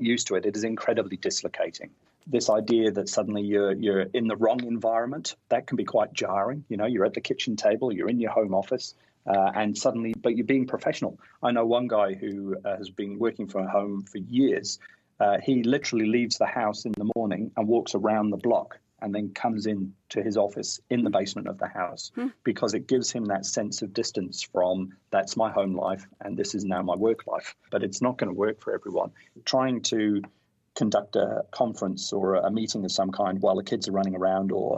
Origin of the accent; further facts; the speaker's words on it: North Wales, United Kingdom; now in New Zealand; I grew up in North Wales, and we'd sing at the drop of a hat